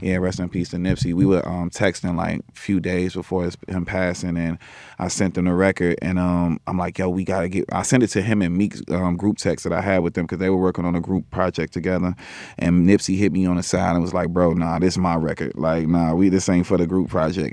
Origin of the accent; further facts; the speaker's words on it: Chicago, Illinois, United States; I'm from Chicago